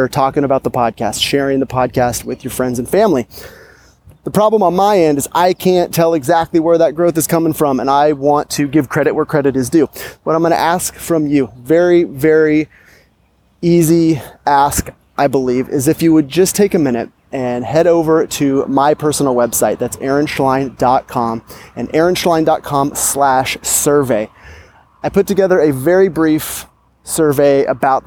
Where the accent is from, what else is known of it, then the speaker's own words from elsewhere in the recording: Sacramento, California, United States; I am strolling through beautiful Capitol Park here in my hometown, Sacramento, California